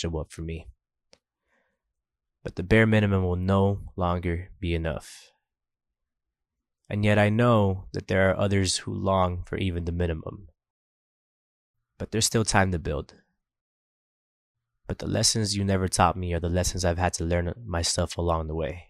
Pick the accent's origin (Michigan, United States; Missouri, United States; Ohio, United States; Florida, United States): Florida, United States; Coral Gables; I grew up in Coral Gables behind Douglas Park